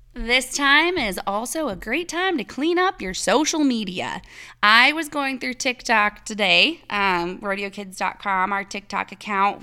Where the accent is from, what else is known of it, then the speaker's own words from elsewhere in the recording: Iowa, United States; moved away; I'm from Iowa and I lived in the cornfields and all of that forever